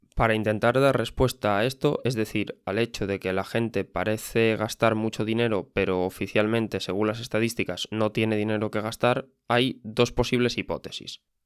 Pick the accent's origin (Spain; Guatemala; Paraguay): Spain; yo mismo vengo de España